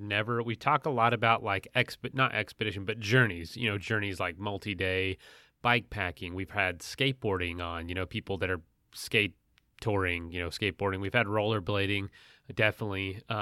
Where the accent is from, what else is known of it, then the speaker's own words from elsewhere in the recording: Florida, United States; also born or lived in the western US; I'm from Florida.